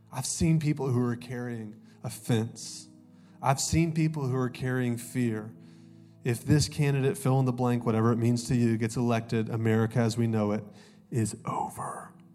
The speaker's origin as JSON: {"language": "English", "town": "Augusta", "region": "Georgia", "country": "United States", "also_born_or_lived": "Columbus, Ohio", "moved": "yes", "said": "I'm actually from Augusta, Georgia, go dogs. Uh, but I went to school in Columbus, Ohio, and uh, I moved here in 2009."}